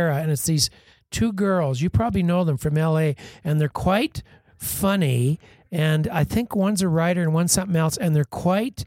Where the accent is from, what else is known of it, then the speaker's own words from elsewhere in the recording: Moose Jaw, Saskatchewan, Canada; now in Calgary, Canada; I grew up in Moose Jaw, Saskatchewan, in Prairie City